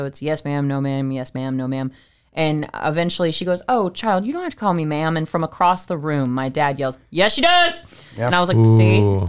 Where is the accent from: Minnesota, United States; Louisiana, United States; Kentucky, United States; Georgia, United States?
Louisiana, United States; the South; We were raised in the South